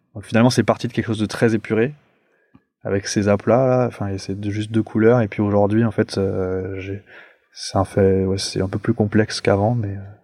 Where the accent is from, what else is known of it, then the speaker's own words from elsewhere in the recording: Paris, Île-de-France, France; je suis un Parisien, moi, genre vraiment pure, pure souche, et, donc je vivais dans un appartement